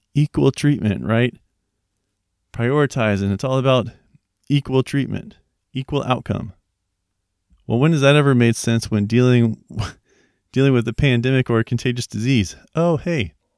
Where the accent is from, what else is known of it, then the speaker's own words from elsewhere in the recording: United States; we as the American people